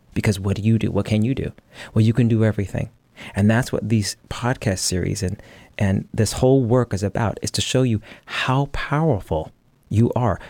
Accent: United States; I'm an American.

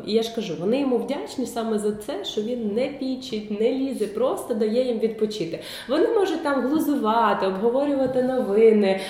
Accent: Kyiv, Ukraine; Я ж кажу, Київ

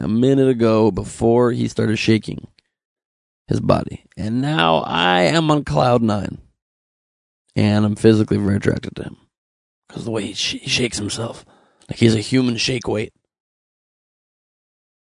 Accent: Los Angeles, California, United States; I was born in the good old U.S. of A. Los Angeles, California.

